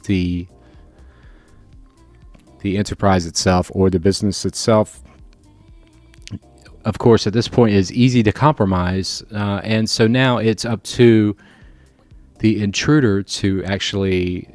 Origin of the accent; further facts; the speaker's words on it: Florida, United States; I'm from Florida